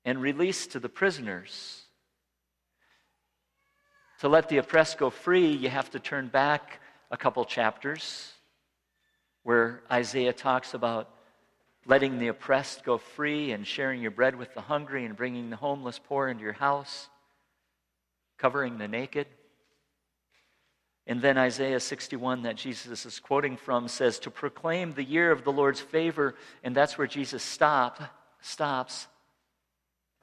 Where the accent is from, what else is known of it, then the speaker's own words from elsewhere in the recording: Rapid City, South Dakota, United States; moved away; I went back to my hometown, Rapid City